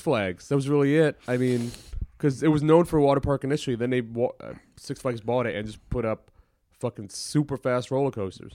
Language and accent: English; Maryland, United States; also born or lived in Middle East; I grew up in Maryland, but I lived in the Middle East a bunch